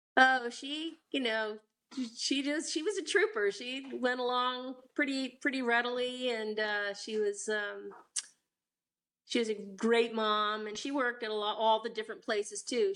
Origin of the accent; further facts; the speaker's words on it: Vienna, Virginia, United States; also born or lived in Washington, D.C. / Falls Church, Virginia; And we grew up, uh, I was born and we lived in Falls Church for a time, and then we moved to Vienna, Virginia when I was three